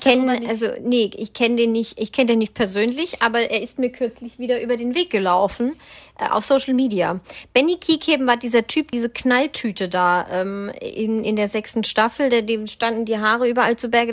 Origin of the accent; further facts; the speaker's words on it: Swabia, Baden-Württemberg, Germany; ich als Schwabe